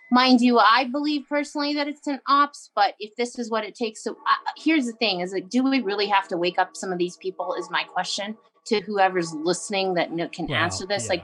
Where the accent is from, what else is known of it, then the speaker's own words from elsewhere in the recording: Canada; I grew up on the Alaska Highway.